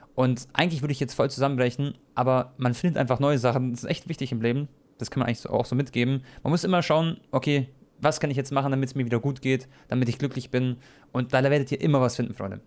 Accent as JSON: {"language": "German", "country": "Croatia", "said": "ich bin ja Kroate"}